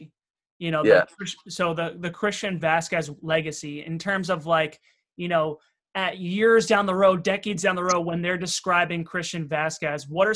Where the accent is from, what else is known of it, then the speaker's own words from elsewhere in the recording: Long Island, New York, United States; We're from Long Island, so we obviously have Long Island ties